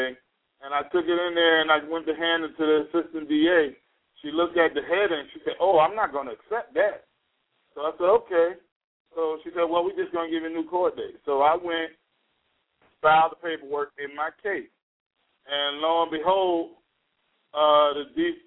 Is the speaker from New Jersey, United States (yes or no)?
yes; Jersey City, New Jersey, United States; now in High Point, United States; I'm from New Jersey, Jersey City, actually, and I currently reside domiciled in North Carolina, High Point area.